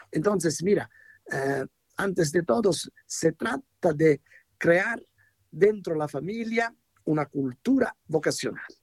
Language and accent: Spanish; Italy; Spanish is a second language; moved away; en italiano decimos